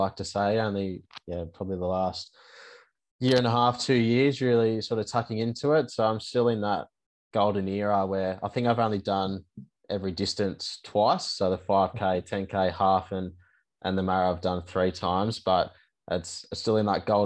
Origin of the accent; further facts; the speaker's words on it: Sydney, New South Wales, Australia; Sydney Marathon, which is my hometown